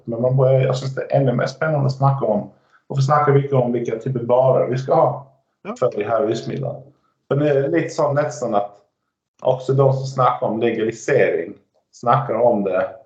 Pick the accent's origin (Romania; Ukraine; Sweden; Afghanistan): Sweden; Skåne; Norwegian is a second language; now in Norway; I Skåne så bruker vi se at vi er, vi er ikke svensker, vi er ikke dansker, vi er skåninger.